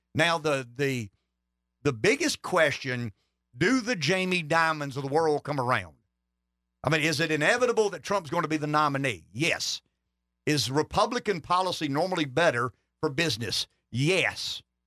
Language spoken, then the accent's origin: English; Florence County, South Carolina, United States; I'm from Florence County, Pampley